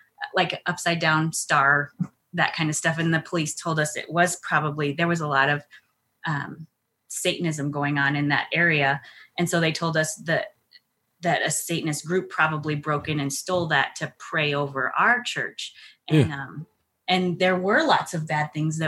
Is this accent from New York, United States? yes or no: no; El Paso, Texas, United States; now in Colorado, United States; I'm originally from El Paso, Texas